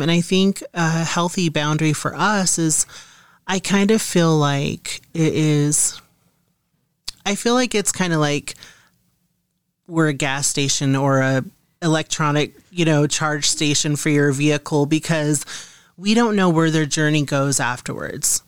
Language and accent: English; Montana, United States; moved away; I'm originally from Montana